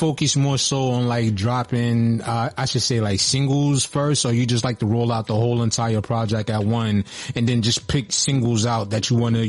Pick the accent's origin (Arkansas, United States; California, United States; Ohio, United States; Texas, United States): Texas, United States; born or raised there